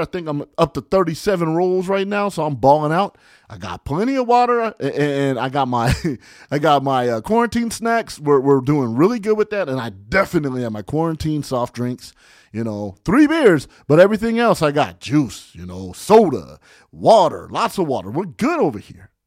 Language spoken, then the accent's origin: English; California, United States; I'm from California